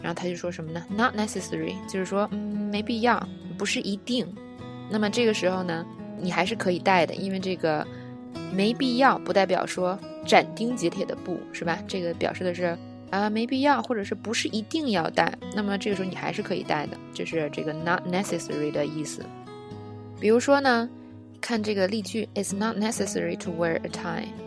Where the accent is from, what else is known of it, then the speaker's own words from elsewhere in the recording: China; 我们中国人